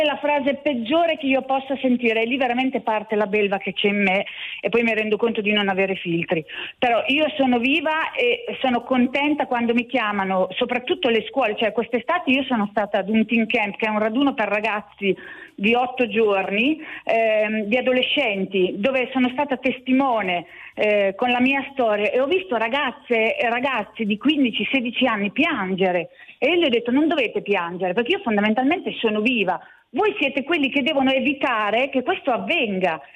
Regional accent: Urbino, Marche, Italy; Io sono di Urbino

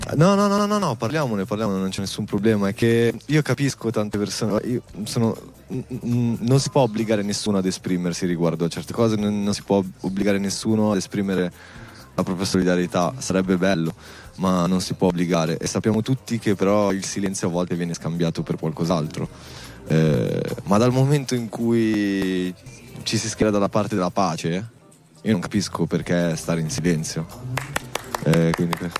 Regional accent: Milan, Lombardy, Italy; è il quartiere dove sono cresciuto a Milano, in periferia

